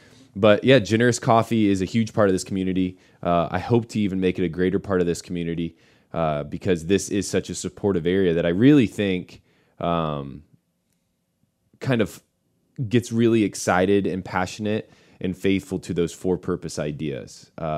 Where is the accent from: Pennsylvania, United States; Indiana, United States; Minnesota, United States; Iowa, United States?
Indiana, United States; Warsaw; Well, you know, I grew up here in Warsaw and made some incredible friends here.